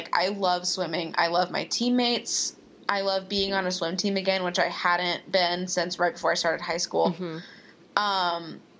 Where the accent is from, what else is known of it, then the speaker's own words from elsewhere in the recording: Texas, United States; Well, I'm from Texas.